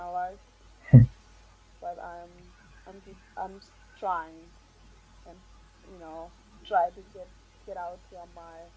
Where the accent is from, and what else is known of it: Marshall Islands; born or raised there; moved away as an adult; now in United States